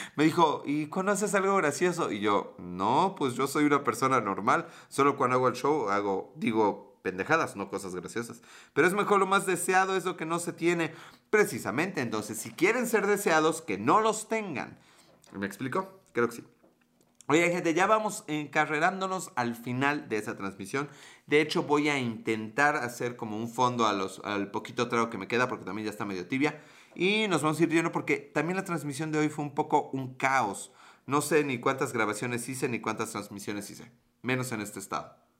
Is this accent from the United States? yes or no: no; Mexico